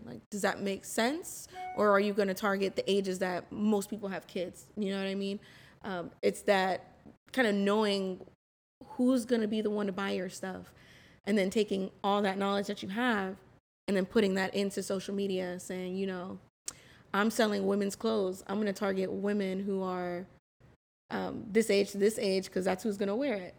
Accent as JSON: {"language": "English", "town": "West Palm Beach", "region": "Florida", "country": "United States", "tie": "born or raised there", "moved": "as an adult", "said": "I was born and raised in West Palm Beach"}